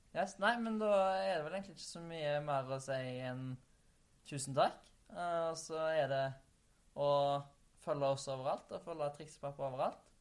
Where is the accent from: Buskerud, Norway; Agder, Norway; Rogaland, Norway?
Rogaland, Norway; Haugesund; moved away; hjemme i Haugesund